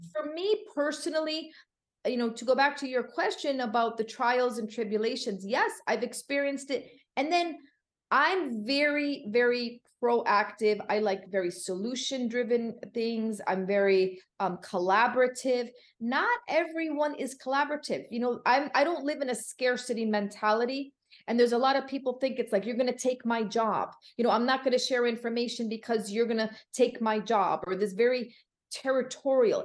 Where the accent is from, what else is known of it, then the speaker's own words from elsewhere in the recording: Connecticut, United States; moved away as an adult; also born or lived in Florida; now in Miami, United States; I'm originally from Connecticut, now living right outside Miami, Florida